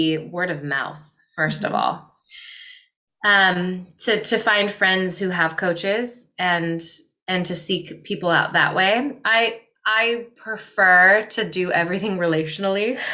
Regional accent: Midwest, United States; I grew up in the Midwest in more of a scarcity minded home

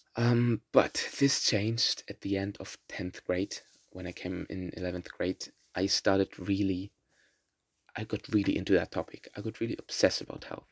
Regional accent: Berlin, Germany; first language German and Russian; English is a second language; I'm from Berlin, born in Berlin and Germany, and live here since I was born here.

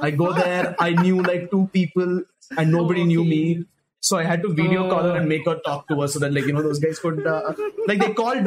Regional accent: Chennai, Tamil Nadu, India; now in Mumbai, India; we are in Mumbai. But I am from Chennai, so I think my accent is like very, very telling for any Indian

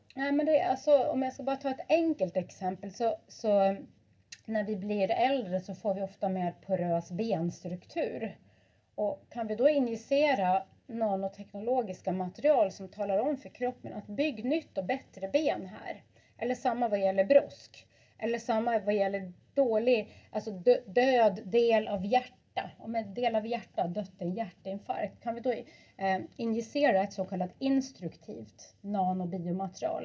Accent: Lofoten, Nordland, Norway; moved away; jag är ju född och uppvuxen i Lofoten.

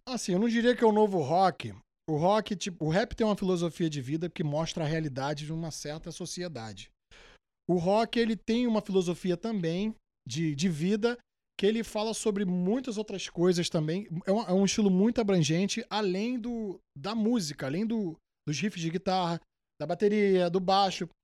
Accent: Rio de Janeiro, Brazil; moved away as an adult; also born or lived in New York; now in United States; Eu sou, da, sou do Rio Capital, só que sou da Zona Norte. Moro em Guadalupe

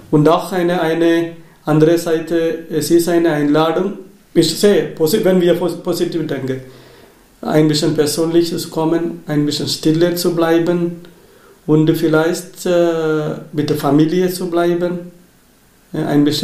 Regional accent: Kerala, India; German is a second language; now in Germany; Ich komme aus äh, Indien, aus Kerala.

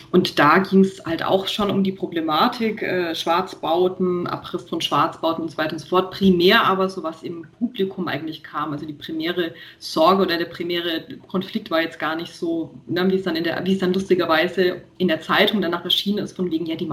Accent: Nuremberg, Bavaria, Germany; ich komme halt aus Nürnberg und ich bin halt hier auch immer gefahren und fahre halt auch hier primär.

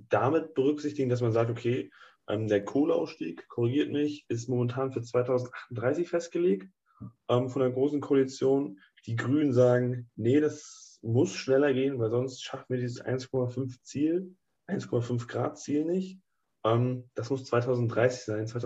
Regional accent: Northern Germany, Germany; Also ich denke, wir kommen ja alle aus Norddeutschland. Da wir kennen die ganzen Windräder

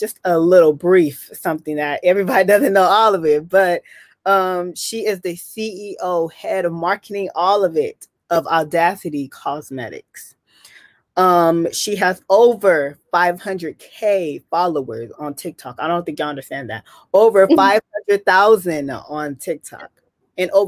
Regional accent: Bay Area, California, United States; we are both from the Bay Area

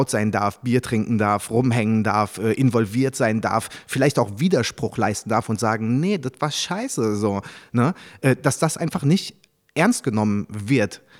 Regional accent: Paris, Île-de-France, France; born there; mein Vater war Japaner, aber ich bin ja in Paris geboren, deswegen eigentlich drei Kulturen

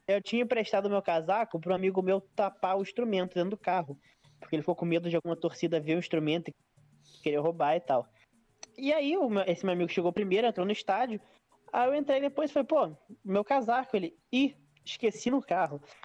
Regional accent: Brazil; eu sou da Brasil

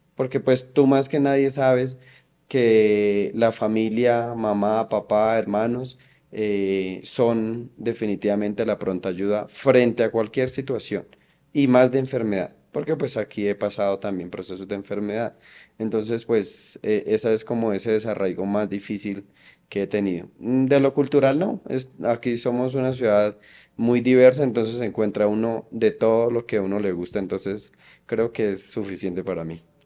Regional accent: Pajarito, Boyacá, Colombia; also born or lived in Yopal, Casanare; now in Bogotá, Colombia; soy nacido en una ciudad del Casanare, en Yopal, Casanare, y toda mi vida he vivido en un municipio que cuando lo nombro a todo el mundo le genera risa, pero pues yo soy de Pajarito Boyacá.

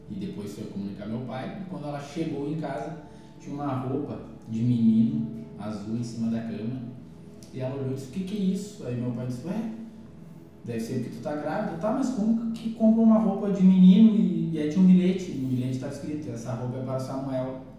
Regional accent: Camaquã, Rio Grande do Sul, Brazil; cidade de Camacuã, fica a 127 quilômetros aqui de Porto Alegre. Certo. Uh, tive a felicidade, eu digo isso, de nascer num lar cristão.

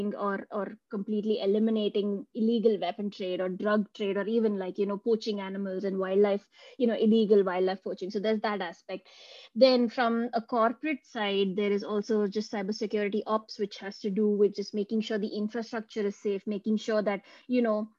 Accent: India; now in Munich, Germany; I come from India and now I live in Munich in Germany.

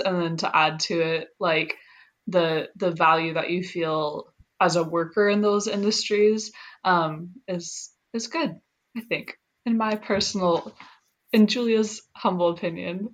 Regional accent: Seattle, Washington, United States; moved away; I'm from Seattle

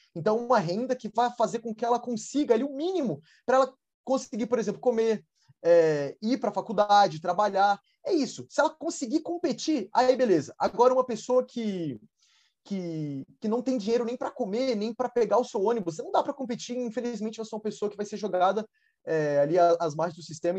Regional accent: Brasília, Federal District, Brazil; eu sou de Brasília, eu estou agora em Brasília

